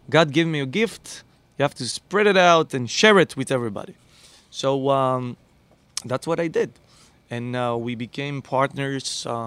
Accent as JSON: {"language": "English", "country": "Israel", "moved": "as an adult", "lives_now": "Miami, United States", "said": "I came here in the winter. I said, \"Oh no, no, it's too cold for me because I'm, you know, I came from Israel, which is not too cold.\""}